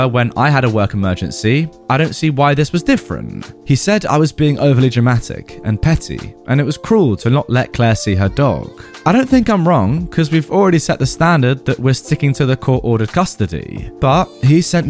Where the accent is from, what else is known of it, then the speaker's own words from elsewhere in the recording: England, United Kingdom; I'd always say I'm English. I've lived in England my entire life